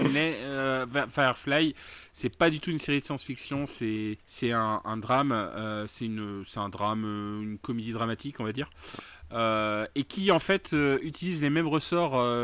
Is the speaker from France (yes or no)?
yes; France; je suis un noir français